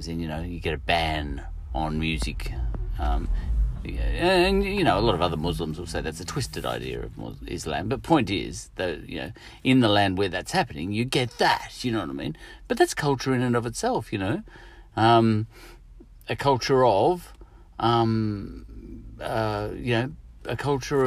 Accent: Australia; I'm an Australian

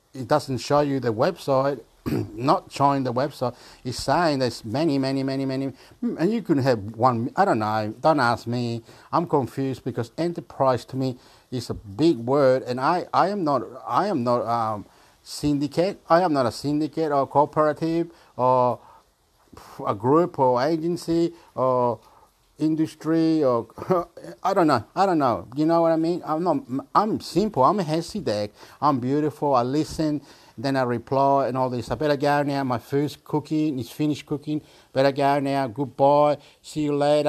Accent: Chile; now in Australia; I am Chilean from Australia.

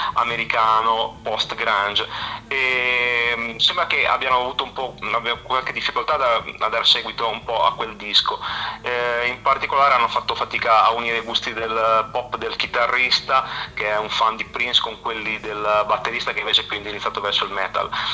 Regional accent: La Spezia, Liguria, Italy; io sono della Spezia

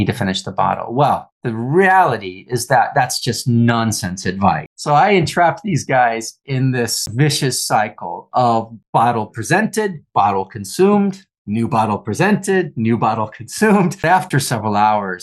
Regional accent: United States; moved away as an adult; also born or lived in Soviet Union; now in London, United Kingdom; having a Russian spouse as an American living in England

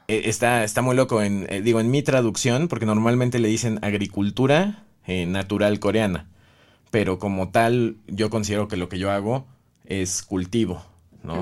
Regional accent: Oaxaca de Juárez, Oaxaca, Mexico; Yo nací en la capital de Oaxaca, Que es Oaxaca de Juárez, Oaxaca

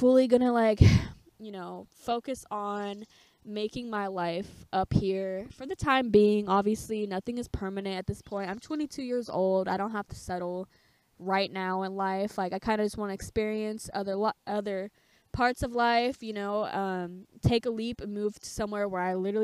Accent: California, United States; moved away as an adult; also born or lived in Oregon; I am from California

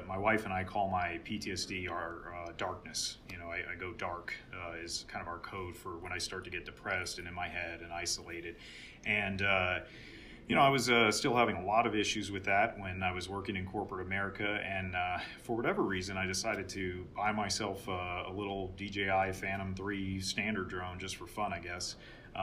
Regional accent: San Diego, California, United States; moved away as an adult; I grew up in Southern California in San Diego

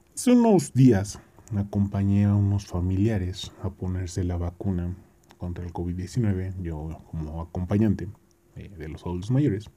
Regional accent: Mexico; nosotros también como pueblo mexicano

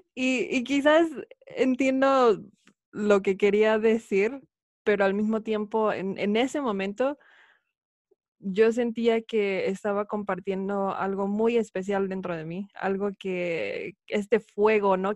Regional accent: Mexico; moved away as an adult; also born or lived in Idaho, United States; now in Utah, United States; nací y crecí en México, pero actualmente resido en Estados Unidos, específicamente en Utah

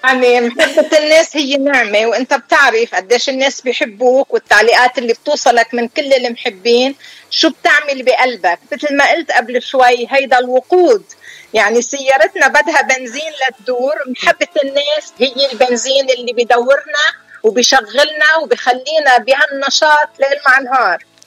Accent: Deir Mimas, Nabatieh Governorate, Lebanon; moved away as an adult; أنا من دير ميماس قرية جنوبية بقضاء مرجعيون

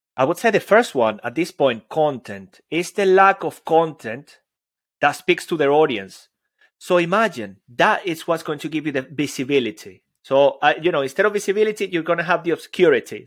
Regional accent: Venezuela; I'm Latin American, Venezuelan

